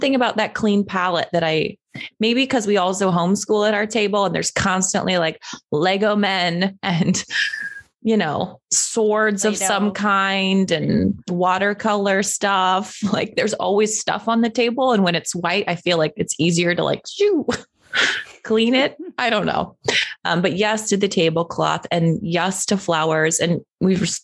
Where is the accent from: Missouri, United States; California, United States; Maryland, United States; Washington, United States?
Washington, United States; Here I am from Washington